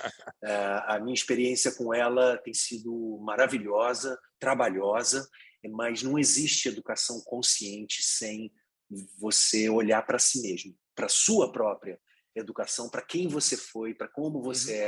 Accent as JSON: {"language": "Portuguese", "town": "Petrópolis", "region": "Rio de Janeiro", "country": "Brazil", "tie": "born or raised there", "moved": "yes", "said": "eu sou de Petrópolis, uma cidade na Serra ali, eu não fui criado no Rio de Janeiro, numa cidade grande"}